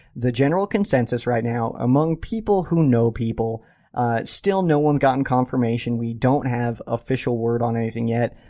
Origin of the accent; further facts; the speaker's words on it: Colorado Springs, Colorado, United States; I am born and raised in Colorado Springs, Colorado